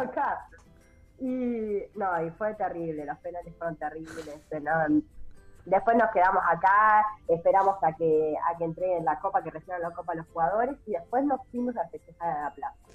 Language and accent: Spanish; Argentina; moved away as an adult; now in Búzios, Brazil; es imposible negar que somos argentinos